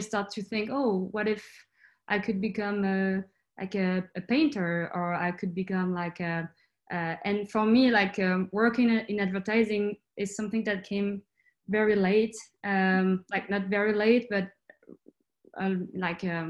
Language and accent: English; France; I'm from France, but I grew up in the countryside, like in a tiny, tiny town.